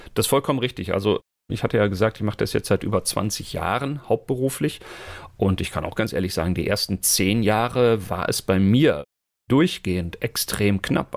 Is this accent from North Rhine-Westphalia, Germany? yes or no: yes; Münster, North Rhine-Westphalia, Germany; hier bei uns in Münster, wo ich ja lebe und herkomme